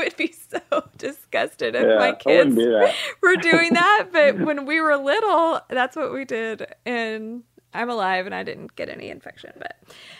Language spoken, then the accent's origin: English; Houston, Texas, United States; Growing up in Houston